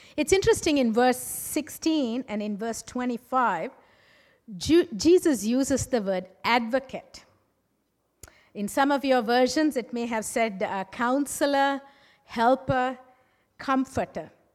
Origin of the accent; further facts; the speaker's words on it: Sri Lanka; moved away; I'm originally from Sri Lanka